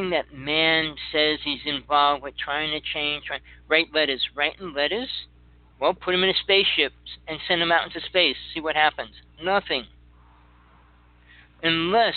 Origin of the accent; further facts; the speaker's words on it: New Jersey, United States; I grew up in Jersey